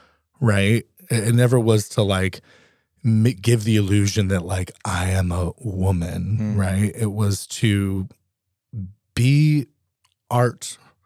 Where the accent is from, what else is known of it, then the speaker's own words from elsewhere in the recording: New England, United States; now in Alaska, United States; You know, we're all from New England originally and they loved it up here.